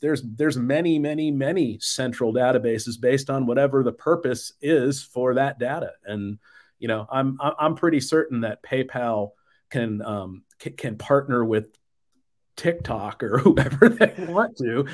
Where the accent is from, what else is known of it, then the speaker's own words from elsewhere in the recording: Phoenix, Arizona, United States; moved away; also born or lived in Nashville / Atlanta area / Southern California; I grew up in the Phoenix area